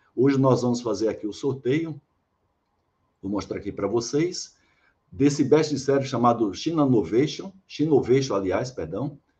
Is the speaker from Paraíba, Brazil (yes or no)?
yes; interior of Paraíba, Brazil; moved away as an adult; also born or lived in Salvador, Bahia; Eu sou de, da Paraíba, né, do interior da Paraíba. E cheguei aqui em 87 para trabalhar aqui no Polo Petroquímico